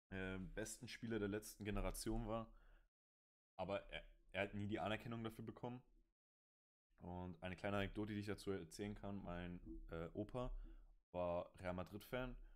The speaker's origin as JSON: {"language": "German", "country": "Germany", "said": "Und ich, ich als Deutsche hatte sonst halt kaum Bezug zu den Fußballern."}